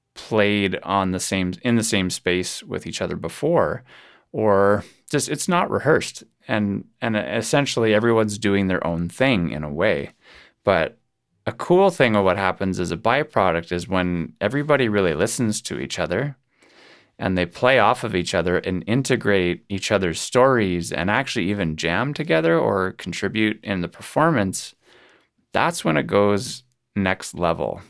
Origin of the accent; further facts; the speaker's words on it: Kelowna, British Columbia, Canada; my hometown here in Kelowna, BC.